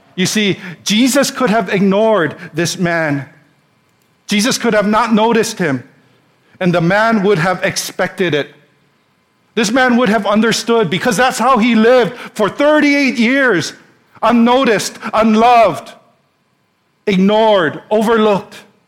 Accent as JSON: {"language": "English", "region": "Hawaii", "country": "United States", "tie": "born or raised there", "also_born_or_lived": "Pasadena, California", "said": "we're born and raised in Hawaii. We've lived here all our lives"}